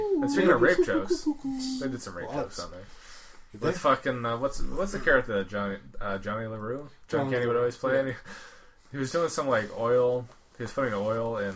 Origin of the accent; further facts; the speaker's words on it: Canada; I'm born and raised Canadian